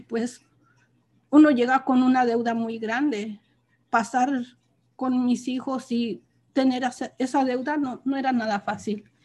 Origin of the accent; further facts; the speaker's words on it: Almoloya, Hidalgo, Mexico; moved away as an adult; now in California, United States; soy de un pueblo de México, del estado de Hidalgo, se llama Almoloya. Ahí pues fue toda mi vida y ahí crecí